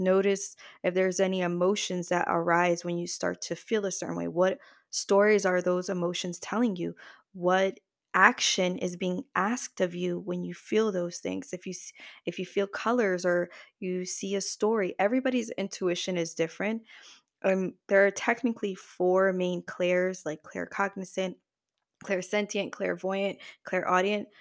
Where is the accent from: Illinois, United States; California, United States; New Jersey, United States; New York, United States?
New Jersey, United States; I was born in the States. I'm from Jersey, but I am descended from Puerto Rican parents and grandparents.